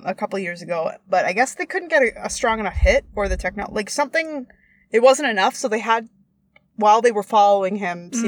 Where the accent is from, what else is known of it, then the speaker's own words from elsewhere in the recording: Canada; We're from Canada